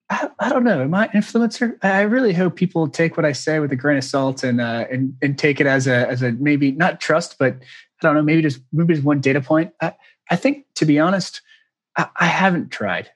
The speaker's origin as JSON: {"language": "English", "town": "Newburyport", "region": "Massachusetts", "country": "United States", "tie": "born or raised there", "moved": "yes", "said": "it's called Newburyport. It's outside of it's an hour outside of Boston, little beach okay. town"}